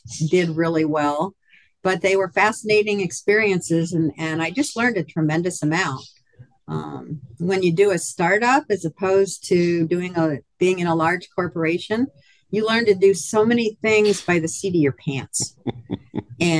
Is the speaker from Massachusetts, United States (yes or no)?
no; Philadelphia, Pennsylvania, United States; also born or lived in West Coast; now in Hot Springs Village, United States; I was actually born and raised in Philadelphia